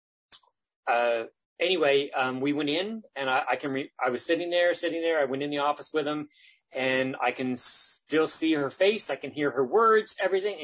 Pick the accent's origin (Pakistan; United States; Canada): Canada; Isaac's Harbour, Nova Scotia; moved away as an adult; now in Halifax, Canada; I grew up actually down on the Eastern Shore in a little place in Guysburg County called Isaac's Harbor.